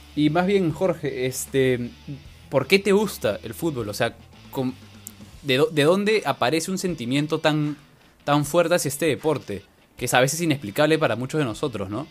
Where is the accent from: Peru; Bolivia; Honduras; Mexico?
Peru